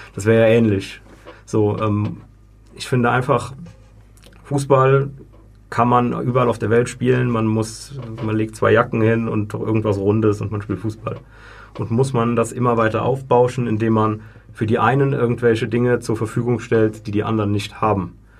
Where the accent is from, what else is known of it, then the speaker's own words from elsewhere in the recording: Germany; now in Switzerland; ich komme jetzt aus Deutschland